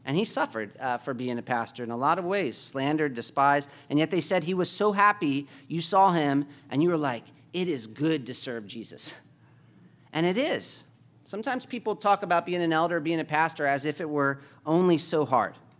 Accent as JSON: {"language": "English", "country": "United States", "said": "as, uh, Americans"}